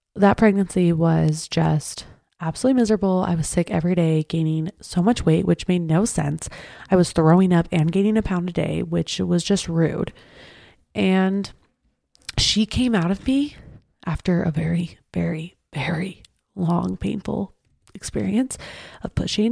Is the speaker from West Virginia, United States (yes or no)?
no; Draper, Utah, United States; I grew up in Draper